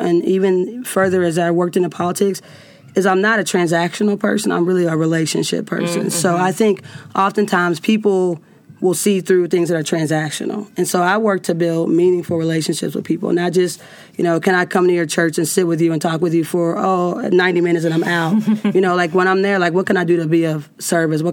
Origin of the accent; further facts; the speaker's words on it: Cincinnati, Ohio, United States; I'm from Cincinnati.